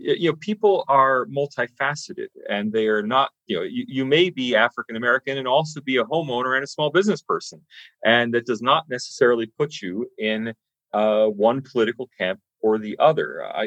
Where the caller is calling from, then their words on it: Sydney, New South Wales, Australia; but I'm speaking from Sydney, Australia, so who really knows?